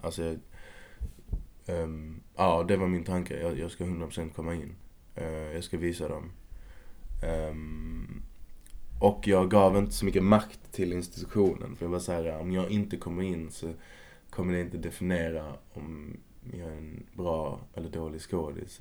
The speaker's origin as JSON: {"language": "Swedish", "town": "Malmö", "region": "Skåne", "country": "Sweden", "tie": "born or raised there", "moved": "as an adult", "lives_now": "Stockholm, Sweden", "said": "I Kvarnby i Malmö"}